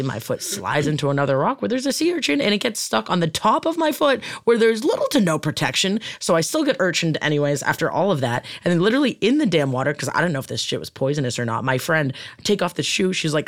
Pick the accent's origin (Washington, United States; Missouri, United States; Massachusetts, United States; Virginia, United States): Massachusetts, United States; Boston; now in Southern California, United States; As a Bostonian